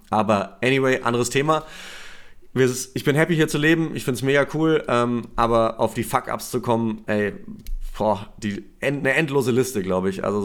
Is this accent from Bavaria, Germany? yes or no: yes; Nuremberg, Bavaria, Germany; ich komme ich komm aus Nürnberg, aus Franken so.